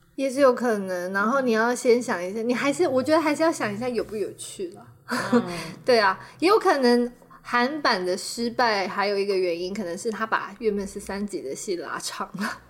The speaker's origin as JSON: {"language": "Chinese", "country": "Taiwan", "said": "对我们台湾人而言，它其实是跟我们生活很相关的"}